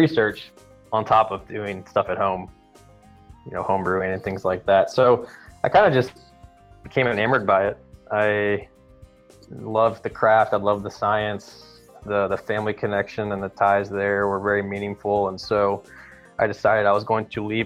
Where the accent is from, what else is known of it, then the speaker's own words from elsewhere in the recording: Louisville, Kentucky, United States; moved away as an adult; now in Texas, United States; I grew up in Kentucky, from Louisville, Kentucky